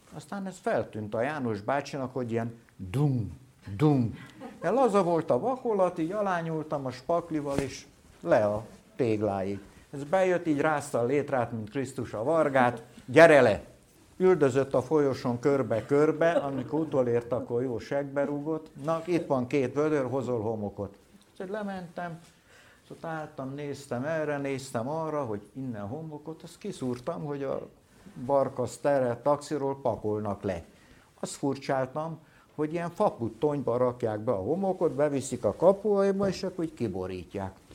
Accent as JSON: {"language": "Hungarian", "town": "Solymár", "region": "Pest", "country": "Hungary", "tie": "born or raised there", "said": "ott születtem én"}